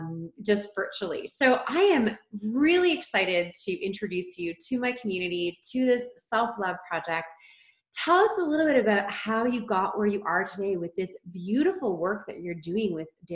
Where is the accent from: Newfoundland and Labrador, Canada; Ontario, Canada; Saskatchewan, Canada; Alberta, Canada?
Ontario, Canada; now in Vancouver Island, Canada; we are both originally from Ontario, living in BC